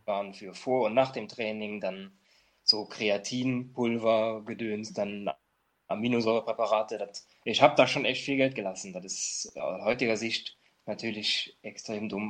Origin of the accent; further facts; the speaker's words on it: near Trier, Rhineland-Palatinate, Germany; ich komme ja aus Trier, aus der Nähe von Trier, wir haben keine Straßenbahn, keine U-Bahn